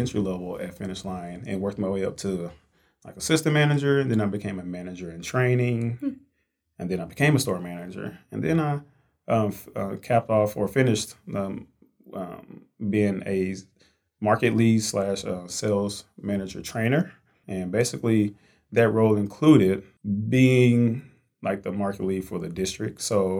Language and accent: English; Fort Worth, Texas, United States; sales development rep here. Born and raised in Fort Worth, Texas, so Texas native and...